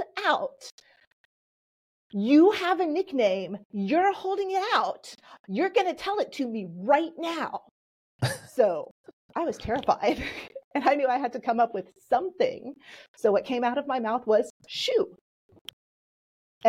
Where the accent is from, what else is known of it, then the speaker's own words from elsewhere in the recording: Texas, United States; accent: Southern; first language Polish; English is a second language; I came from Texas. I grew up in Texas, and I am the daughter of two first-generation